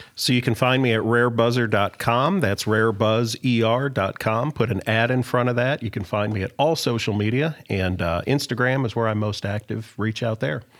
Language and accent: English; Toledo, Ohio, United States; I am from Polish Toledo